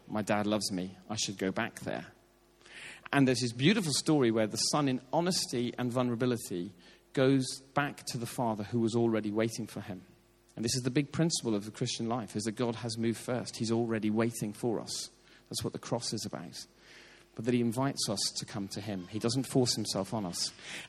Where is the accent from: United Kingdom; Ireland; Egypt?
Ireland; As an Irishman, I can sort of, like, with what's happening in politics in Northern Ireland at the moment